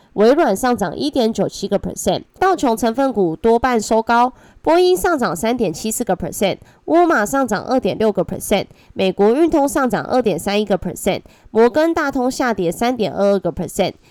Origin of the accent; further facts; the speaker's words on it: Taiwan; accent: Taiwanese Mandarin; 我是台湾国语界最正的俏妞